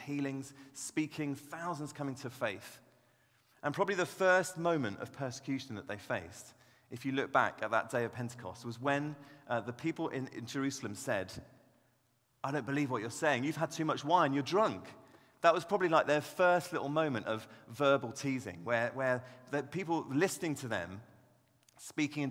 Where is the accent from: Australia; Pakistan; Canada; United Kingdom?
United Kingdom; Devon, South West England; I grew up down in Devon, actually, and my dad was a church pastor